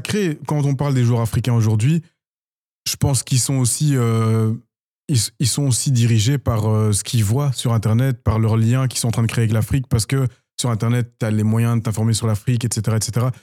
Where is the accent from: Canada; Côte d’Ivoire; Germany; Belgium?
Belgium; also born or lived in Democratic Republic of the Congo (ancestry); je, suis de nationalité belge, mais en tant qu'amoureux de mon pays d'origine